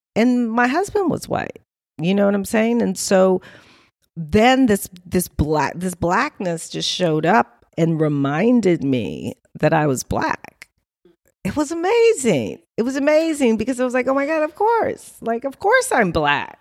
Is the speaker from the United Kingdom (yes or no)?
no; Los Angeles, California, United States; also born or lived in New Orleans; I was raised in L A at LACMA, near LACMA, um, in the, uh, you know, sixties, seventies